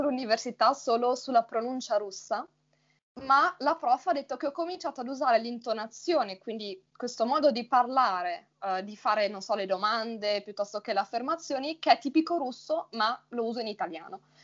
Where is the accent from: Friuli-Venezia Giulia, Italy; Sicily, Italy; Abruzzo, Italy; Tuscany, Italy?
Friuli-Venezia Giulia, Italy; accent: neutral; io vengo dal Friuli, Venezia Giulia.